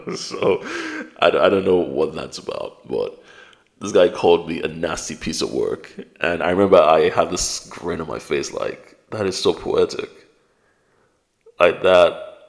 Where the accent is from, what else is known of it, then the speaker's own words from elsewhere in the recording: United Kingdom; also born or lived in Nigeria; I've got a British passport.